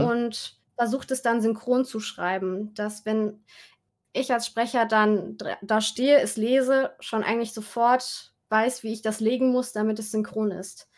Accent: Saarland, Germany; ich komme ja aus dem Saarland, habe ich dann mit ein paar Freunden da äh, im Saarland so ein Musikvideo gemacht

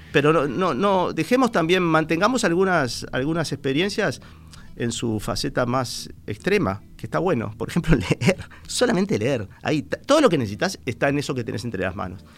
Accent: Montevideo, Uruguay; yo me siento una persona de Sayago, aunque no nací exactamente en Sayago, desde muy chiquito me fui a Sayago.

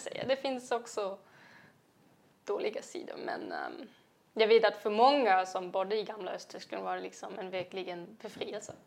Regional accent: Jena, Thuringia, Germany; Swedish is a second language; moved away as an adult; now in Sweden; jag kommer från Jena, um, en inte så liten svensk eh, stad med svensk mått

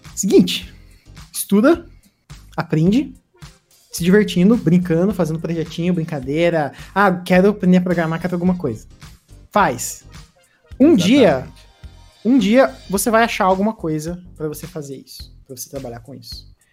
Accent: interior of Paraná, Brazil; moved away as an adult; now in Curitiba, Brazil; eu não sou de Curitiba, eu sou do interior do Paraná.

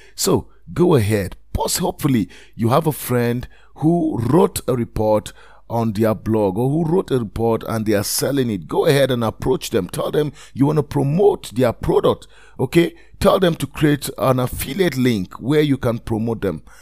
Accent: Nigeria; I am a Nigerian

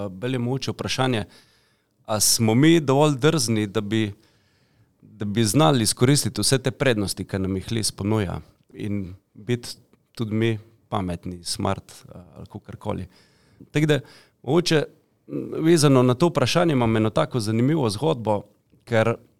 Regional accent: Slovenia; Slovenci smo hoče velikrat taki mačehovski do, do pametnih stvari

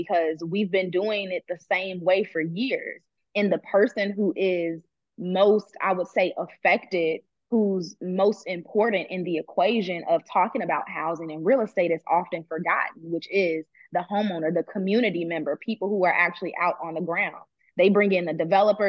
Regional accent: Chicago, Illinois, United States; now in Atlanta, United States; I'm from Chicago, but it's like, oh, but I'm in Atlanta now

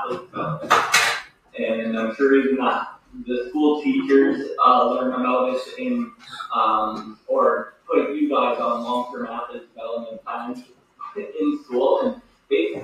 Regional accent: Lloydminster, Alberta, Canada; also born or lived in Medicine Hat; I was born and raised here in Lloydminster. However, in my high school days, I spent that time as well as college in Medicine Hat.

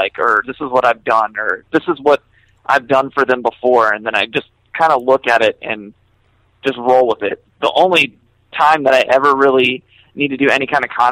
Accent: Florida, United States; moved away as an adult; also born or lived in New York; when I moved back to Florida, because I'm from Florida, I moved to New York to work for Merch Now and Equal Vision

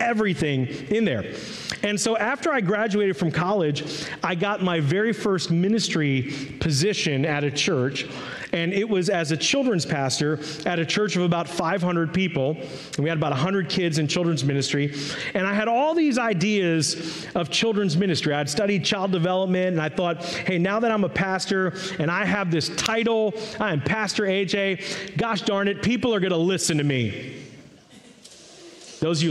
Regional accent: Maryland, United States; also born or lived in Washington, D.C.; I was born in Washington, D.C., grew up in Maryland

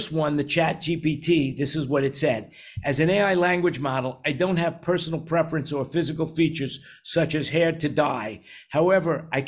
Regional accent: New York City, New York, United States; growing up in New York City with a family of 100

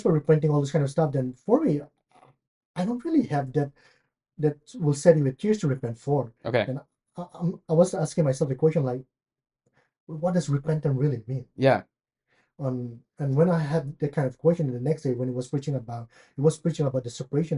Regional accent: India; also born or lived in Chicago, United States / Louisville, United States; now in Lexington, United States; I'm from India. And right now I stay in Lexington, Kentucky

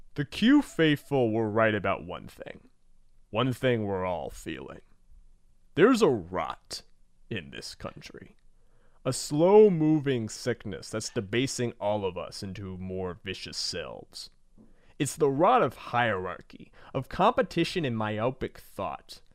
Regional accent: Georgia, United States; I'm from Georgia

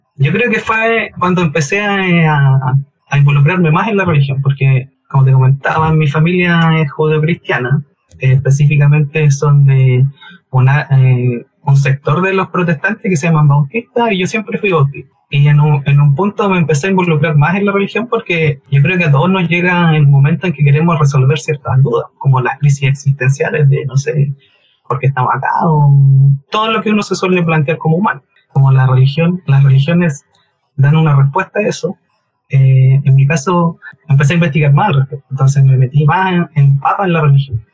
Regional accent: Concepción, Biobío, Chile; soy de Conce y me desempeño laboralmente

